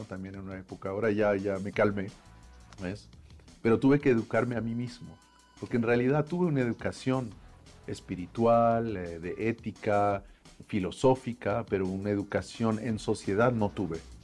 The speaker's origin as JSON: {"language": "Spanish", "town": "Paris", "region": "Île-de-France", "country": "France", "tie": "born or raised there", "moved": "as an adult", "lives_now": "Mexico", "said": "nacieron mis hermanos y nací yo en París"}